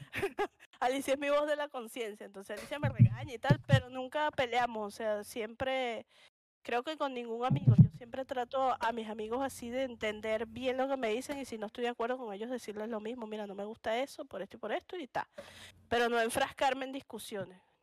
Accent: Caracas, Capital District, Venezuela; accent: caraqueño; moved away as an adult; also born or lived in Punto Fijo; soy de Caracas

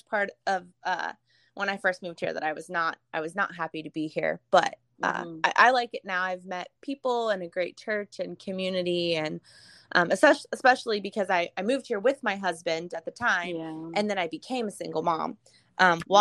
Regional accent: Northern California, United States; moved away as an adult; now in Missouri, United States; I'm originally from Northern California. Okay. So I was born and raised there.

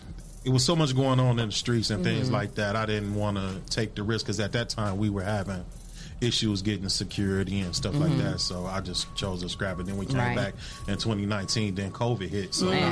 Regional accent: Toledo, Ohio, United States; I grew up on the South Side.

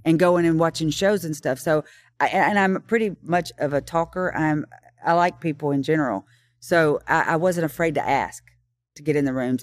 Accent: Kingston Springs, Tennessee, United States; I grew up in Kingston Springs

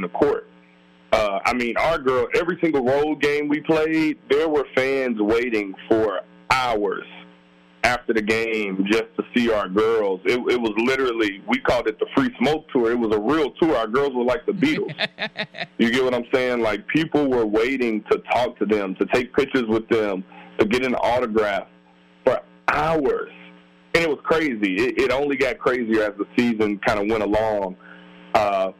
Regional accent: Alabama, United States; moved away

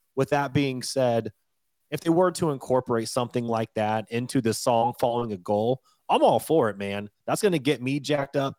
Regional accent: Washington, United States; moved away; also born or lived in Colorado; I'm born and raised in Washington State, lived a lot of years in Colorado

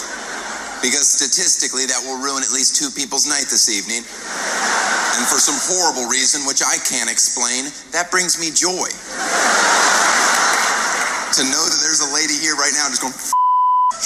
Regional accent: United States; I'm American

